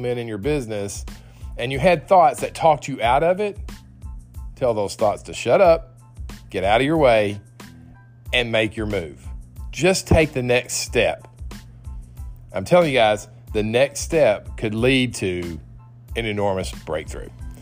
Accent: Nashville, Tennessee, United States; my hometown, Nashville, Tennessee

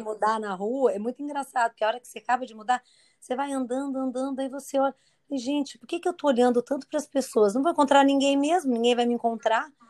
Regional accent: Campinas, São Paulo, Brazil; moved away as an adult; also born or lived in Curitiba; now in Niterói, Brazil; Nasci em São Paulo, capital. E aí, pequena, nos mudamos para Campinas

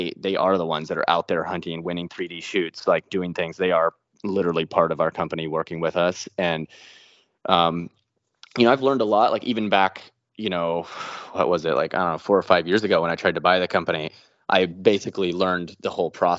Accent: Cottage Grove, Oregon, United States; I grew up in Cottage Grove, Oregon, like way out in the country.

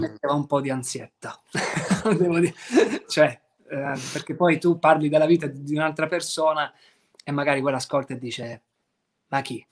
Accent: Apulia, Italy; da pugliese

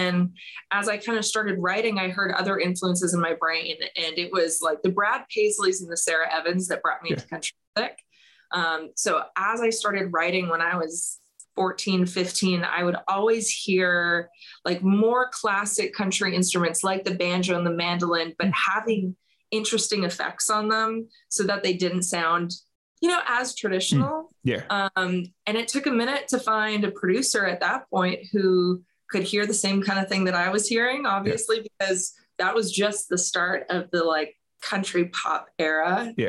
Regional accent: Alberta, Canada; I like to say Alberta especially at least has a home for country music, because where I'm from, you've got the Canadian Finals R

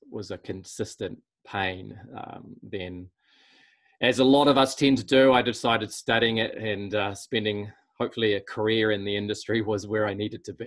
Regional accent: Auckland, New Zealand; we grew up in Auckland

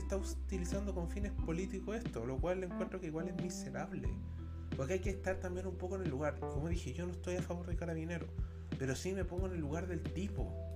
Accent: Chile; soy de una institución bastante odiada en mi país

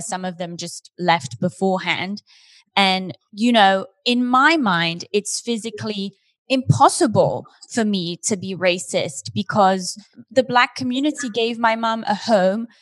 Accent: Switzerland; now in Los Angeles, United States; I'm from Switzerland

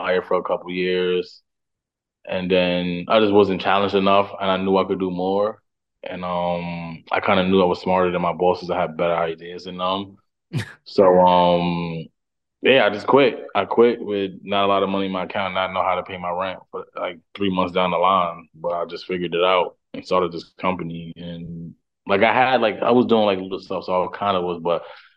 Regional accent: New York City, New York, United States; moved away as an adult; now in Brooklyn, United States; I'm from Harlem

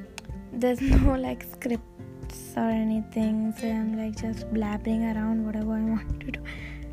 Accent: Hyderabad, Telangana, India; I'm from Hyderabad.

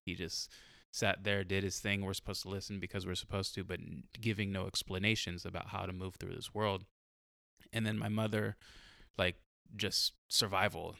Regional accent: San Diego, California, United States; I grew up in San Diego, like, I grew up in, like, a white city

